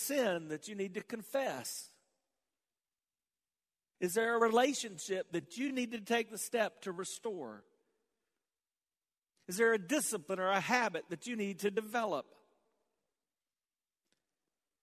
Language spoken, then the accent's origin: English; the South, United States; growing up in the South